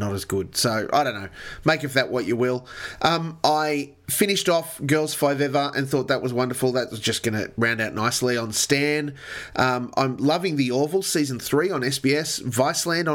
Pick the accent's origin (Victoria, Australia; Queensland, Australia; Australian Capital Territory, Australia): Queensland, Australia; now in New South Wales, Australia; as Queenslander living in New South Wales